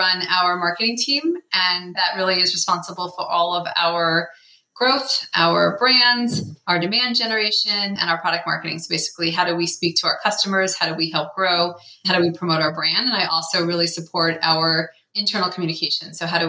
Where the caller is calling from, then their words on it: Menlo Park, California, United States; I am calling in from Menlo Park, which is just south of San Francisco.